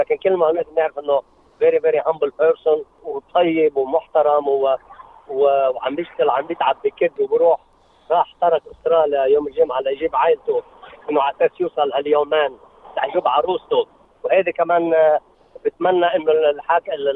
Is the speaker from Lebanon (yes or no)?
yes; South Lebanon, Lebanon; now in Australia; عندنا يعني بالجنوب